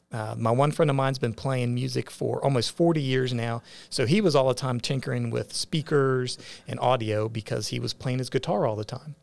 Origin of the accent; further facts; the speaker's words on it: West Virginia, United States; moved away as an adult; now in Augusta County, Virginia, United States; growing up in West Virginia, but then coming to the Shenandoah Valley